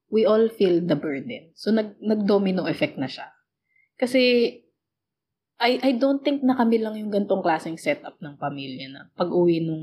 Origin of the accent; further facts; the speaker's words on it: Philippines; So, but, but yeah, technically, we are overseas, we are Filipino, and we are working abroad.